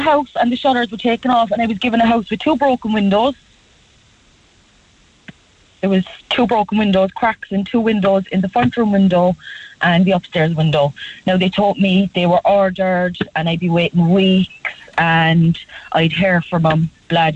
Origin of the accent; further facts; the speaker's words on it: Cork, Munster, Ireland; I'm from White's Cross all my life, kind of up by the Black Man